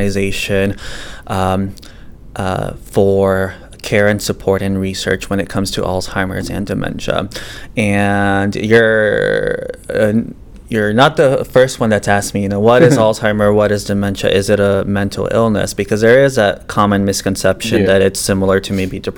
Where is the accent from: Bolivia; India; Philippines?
Bolivia; now in St. Louis, United States; I was born in Bolivia, so I'm a transplant to the United States and also to St. Louis.